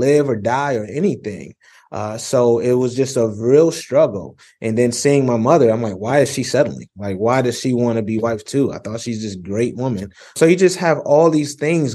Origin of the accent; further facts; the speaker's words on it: Rochester, New York, United States; growing up in Rochester, New York, I actually grew up in a polygamous household